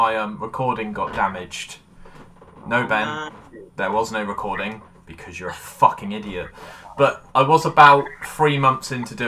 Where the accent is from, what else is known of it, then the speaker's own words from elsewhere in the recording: Weymouth, South West England, United Kingdom; my hometown of Weymouth